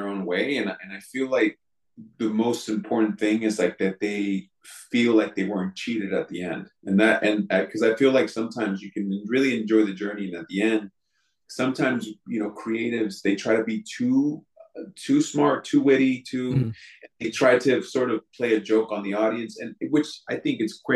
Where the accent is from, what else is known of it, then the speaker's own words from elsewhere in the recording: California, United States; growing up in California